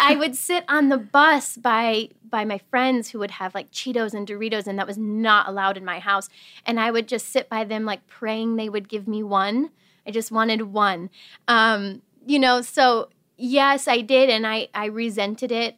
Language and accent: English; Wisconsin, United States; I'm originally from Wisconsin. I grew up in a very small town